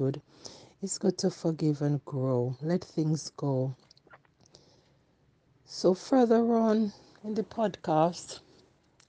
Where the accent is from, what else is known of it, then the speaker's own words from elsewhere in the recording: Jamaica; moved away; when I was growing up in Jamaica, we serve one God